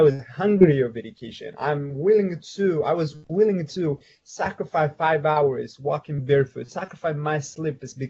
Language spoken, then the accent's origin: English; Ethiopia; my background story growing up in Ethiopia